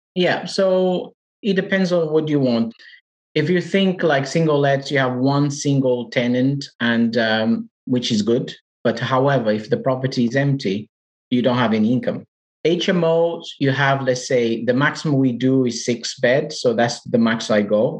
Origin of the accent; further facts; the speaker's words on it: Portugal; English is a second language; moved away as an adult; now in United Kingdom; I'm from Portugal, as you can hear from my accent. So, I've been in the UK now for five years